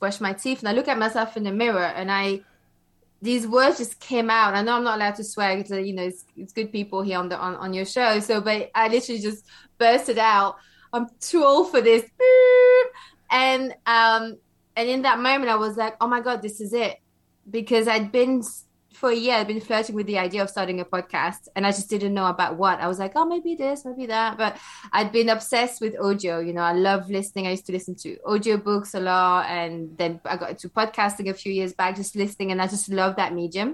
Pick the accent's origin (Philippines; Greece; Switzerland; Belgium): Belgium; also born or lived in London, United Kingdom; now in United Kingdom; where I come from, I grew up in Belgium. And so now I live in the UK.